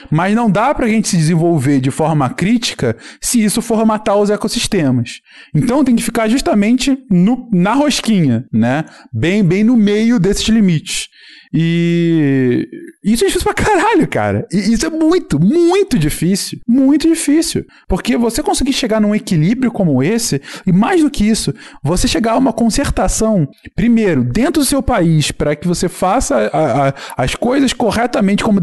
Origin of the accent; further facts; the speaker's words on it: São Paulo, Brazil; also born or lived in Rio de Janeiro; Eu sou paulista com X. Eu nasci em São Paulo. Com alguns meses eu fui morar no Rio. Aí eu voltei para São Paulo. Eu morei em São Paulo dos 6 aos 11 anos.